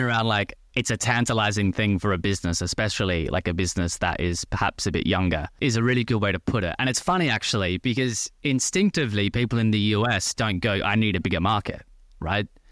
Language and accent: English; Australia; moved away as an adult; also born or lived in France / Paris; now in London, United Kingdom; As you can probably tell by the accent, I'm originally from Australia. Lived in Australia for twenty-four, twenty-five years. Went to school and university in Australia